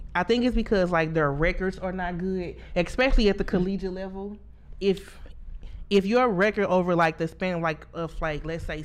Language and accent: English; St. Louis, Missouri, United States; my cousin made me a shirt from Steak Prince, and my shirt, it just said, I'm from the Lou and I'm proud